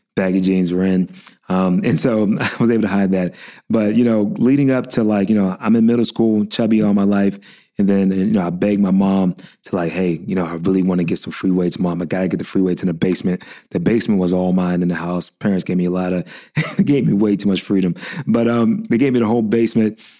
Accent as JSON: {"language": "English", "town": "Pittsburgh", "region": "Pennsylvania", "country": "United States", "tie": "born or raised there", "said": "I was born and raised in Pittsburgh"}